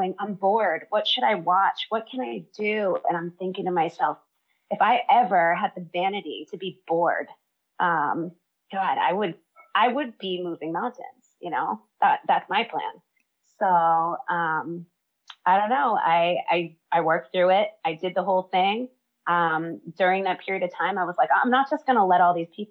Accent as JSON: {"language": "English", "region": "Massachusetts", "country": "United States", "tie": "born or raised there", "moved": "as an adult", "lives_now": "Hawaii, United States", "said": "So I grew up in Massachusetts, studied theater my whole life"}